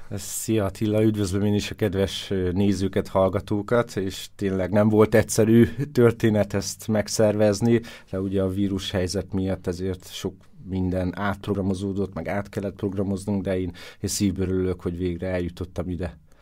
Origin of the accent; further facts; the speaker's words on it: Karcag, Jász-Nagykun-Szolnok, Hungary; Karcag, hát Kelet-Magyarország szívébe van, valahol pontosan Debrecen és Szolnok között